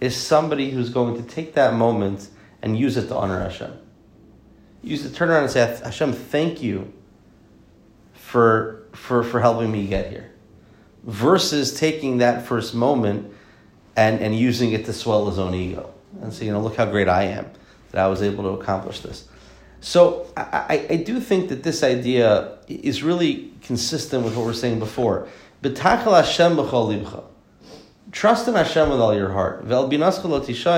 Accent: the South, United States; I'm from the South

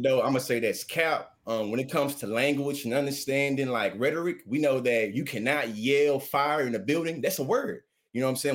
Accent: Texas, United States; I'm from down here. I still live on the plantation

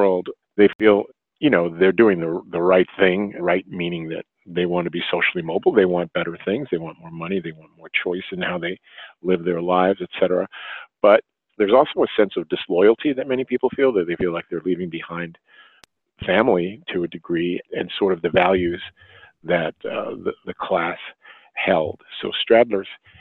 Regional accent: New York City, New York, United States; I grew up working class in Brooklyn.

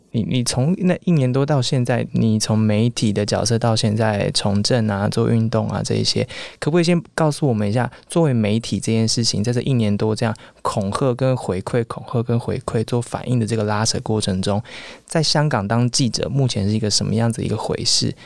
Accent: Taiwan; 作为台湾人，当然我们有自己的台湾的媒体

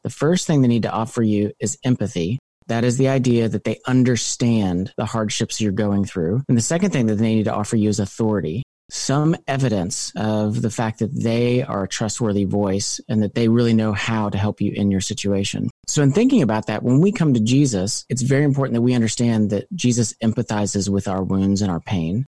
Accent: Louisville, Kentucky, United States; also born or lived in California / Philadelphia; I'm from Louisville, Kentucky, moved to California

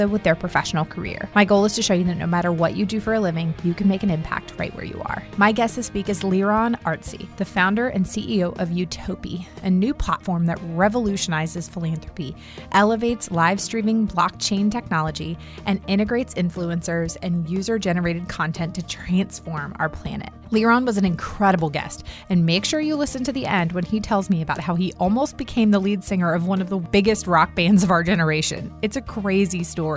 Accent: United States; now in North Carolina, United States; I grew up outside of DC

